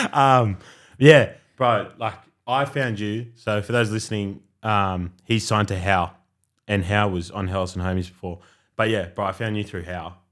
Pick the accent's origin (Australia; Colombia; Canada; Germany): Australia; I grew up in Australia my whole life